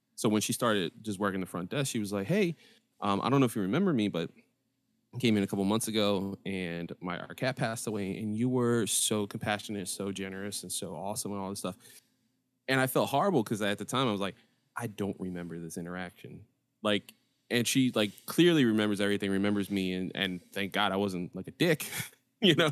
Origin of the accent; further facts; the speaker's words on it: Philadelphia, Pennsylvania, United States; I grew up in North Philly